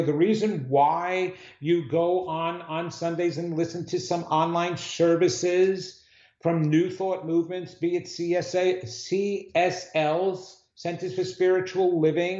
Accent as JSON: {"language": "English", "town": "New York City", "region": "New York", "country": "United States", "said": "I'm a New Yorker"}